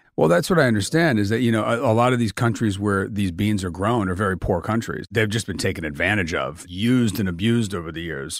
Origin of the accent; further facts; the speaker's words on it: Milan, Lombardy, Italy; moved away; also born or lived in Rome; which I've never saw in Italy growing up